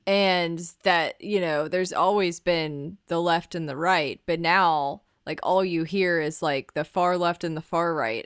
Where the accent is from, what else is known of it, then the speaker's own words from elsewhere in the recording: the South, United States; growing up in the South